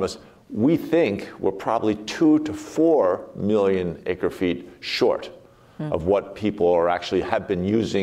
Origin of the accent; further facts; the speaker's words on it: outside Philadelphia, Pennsylvania, United States; moved away as an adult; now in Colorado, United States; I grew up outside Philadelphia